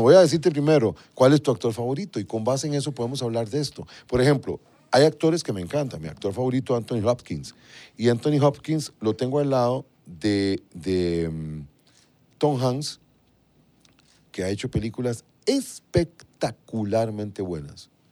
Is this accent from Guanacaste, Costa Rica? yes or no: no; Alajuela, Costa Rica; moved away; salimos de un pueblito, yo soy de Limbo, Las Cañas de la Juela